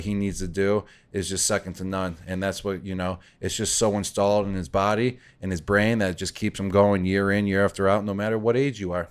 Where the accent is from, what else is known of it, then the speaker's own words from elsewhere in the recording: Buffalo, New York, United States; I grew up in Buffalo, so it was the Buffalo Bills.